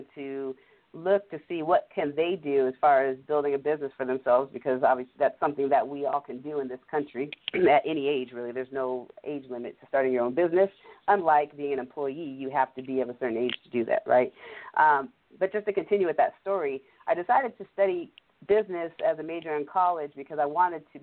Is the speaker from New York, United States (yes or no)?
no; Washington, United States; we grew up here in Washington State, away from the core of both my mother and father's side, which were largely based there in the East Coast and the DMV area